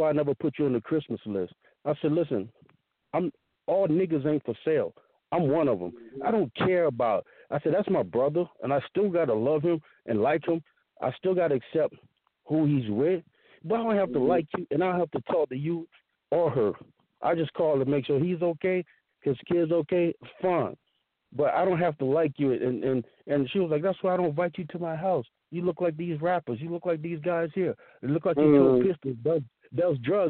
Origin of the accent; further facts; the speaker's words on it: the South, United States; I grew up in the South